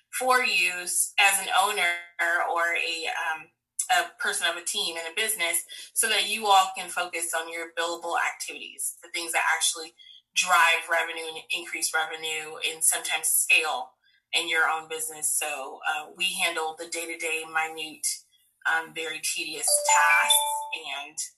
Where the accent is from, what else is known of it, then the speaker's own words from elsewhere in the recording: Tampa, Florida, United States; I am born and raised here in Tampa, Florida.